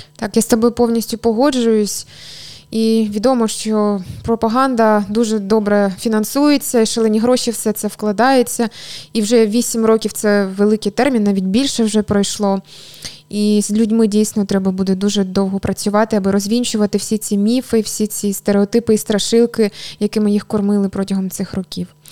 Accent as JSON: {"language": "Ukrainian", "area": "the East", "region": "Eastern Ukraine", "country": "Ukraine", "said": "зі Сходу"}